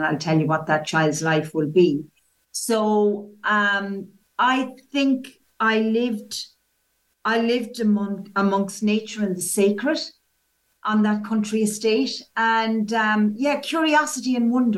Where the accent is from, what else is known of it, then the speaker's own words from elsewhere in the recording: County Waterford, Munster, Ireland; accent: Irish; moved away as an adult; now in England; I've lived in England for 35 years. However, I was born in Southern Ireland, in County Waterford. And as people say, I never lost the accent